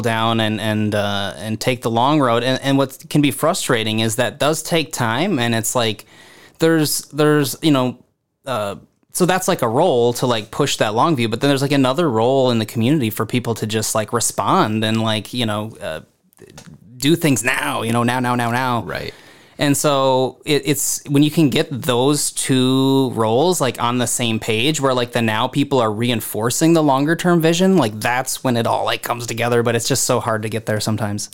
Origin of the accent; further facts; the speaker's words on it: Harmony, Minnesota, United States; also born or lived in Decorah, Iowa / Twin Cities, Minnesota / Red Wing, Minnesota; I grew up in in Harmony, Minnesota, my whole youth